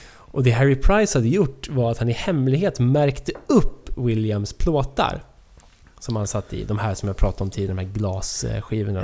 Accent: Sundbyberg, Stockholm County, Sweden; Sundbyberg där vi växte upp

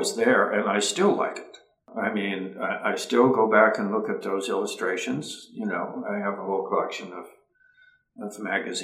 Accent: Ohio, United States; growing up in Ohio and having lots of access to endless woods and streams and fishing

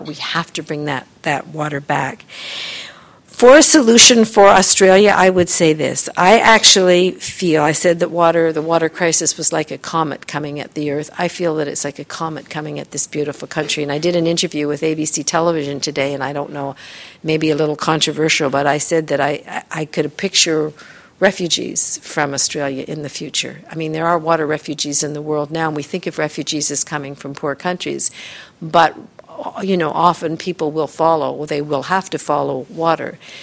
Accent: Canada; I'm Canadian, but I do a lot of work in the U.S.

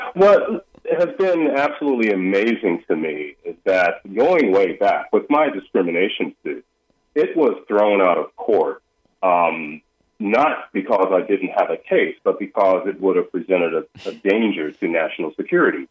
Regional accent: United States; starting at my childhood, growing up in America, African American

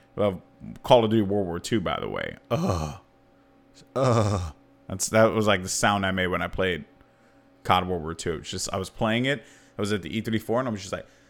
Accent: New York City, New York, United States; as a New Yorker

